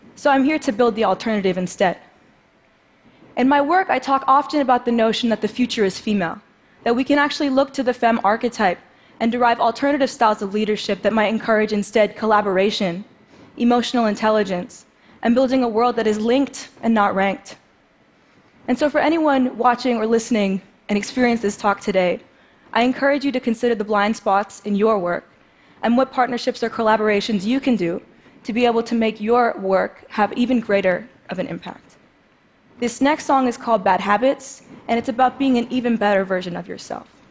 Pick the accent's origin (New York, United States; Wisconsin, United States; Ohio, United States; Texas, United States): New York, United States; New York City; I grew up in New York City playing the drums